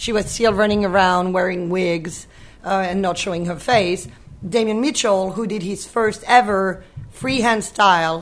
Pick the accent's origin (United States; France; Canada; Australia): France; Brittany; moved away; I'm from Brittany. I grew up on the ocean, like the equivalent of Maine